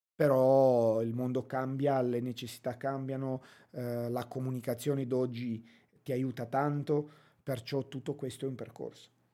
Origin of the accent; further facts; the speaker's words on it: Romania; Italian is a second language; also born or lived in England; now in Brescia, Italy; Sono nato, e cresciuto in Romania, poi eh, trasferito in Inghilterra